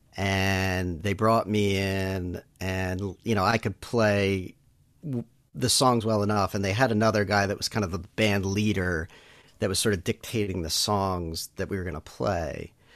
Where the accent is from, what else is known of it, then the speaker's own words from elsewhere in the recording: Elkins Park, Pennsylvania, United States; also born or lived in Pittsburgh; I'm a Philly area guy. Grew up um, mostly in Elkins Park, uh, which is a suburb of Philly